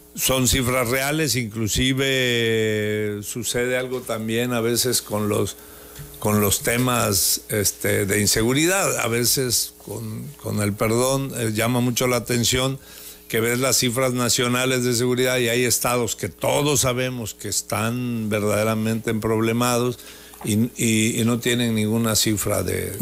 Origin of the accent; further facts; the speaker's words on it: Tabasco, Mexico; Todos somos tabasqueños